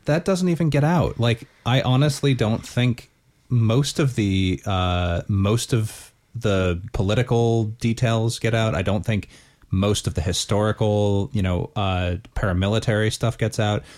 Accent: United States; moved away as an adult; now in Northern Ireland, United Kingdom; growing up in the States

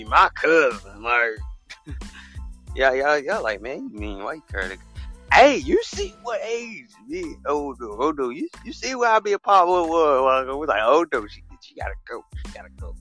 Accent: the South, United States

